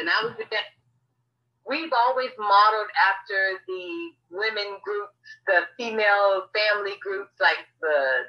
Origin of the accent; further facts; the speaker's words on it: Hilton Head, South Carolina, United States; international recording artist. I am from Hilton Head, South Carolina.